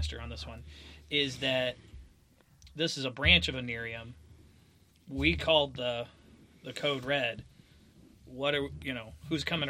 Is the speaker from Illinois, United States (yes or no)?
yes; Bradley, Illinois, United States; I'm from Bradley, Illinois